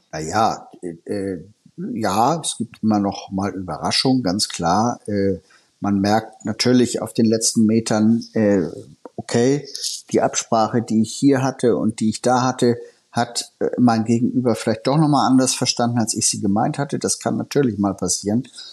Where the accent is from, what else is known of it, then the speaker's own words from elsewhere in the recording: Hamburg, Germany; mir als Hamburger